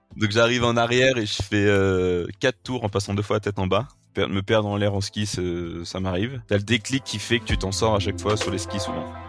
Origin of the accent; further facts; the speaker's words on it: Vercors, Auvergne-Rhône-Alpes, France; Je suis originaire du Vercors, qui est euh, donc euh, Vercors, une station de ski au-dessus de Grenoble. J'ai grandi ici depuis, depuis que je suis tout petit